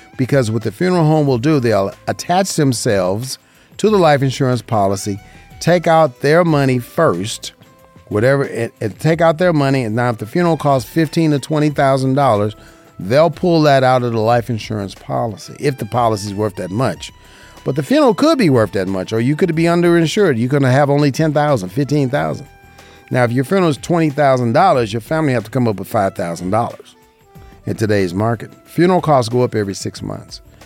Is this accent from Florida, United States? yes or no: no; Las Vegas, Nevada, United States; right here in Las Vegas, Nevada. I love it. This is my hometown. I was born and raised here